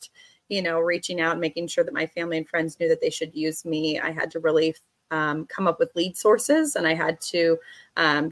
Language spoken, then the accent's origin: English; Bay Area, California, United States; moved away as an adult; also born or lived in Sonoma County, California; now in Boise, United States; born and raised in the Bay Area